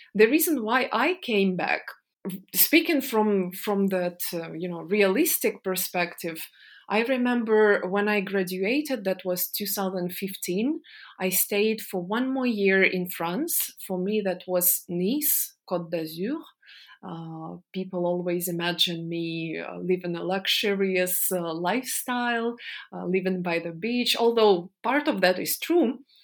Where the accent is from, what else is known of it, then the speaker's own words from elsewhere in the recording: Donetsk, Donetsk Oblast, Ukraine; moved away as an adult; I was born in Donetsk in the eastern part of Ukraine.